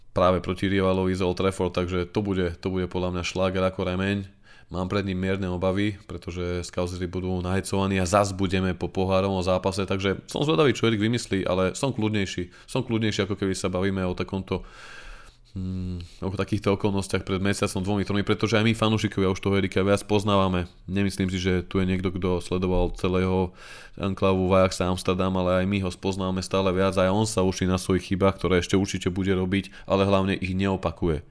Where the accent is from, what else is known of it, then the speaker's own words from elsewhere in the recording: Nitra, Nitra Region, Slovakia; Ja som moje rodné Nitre fandil od malička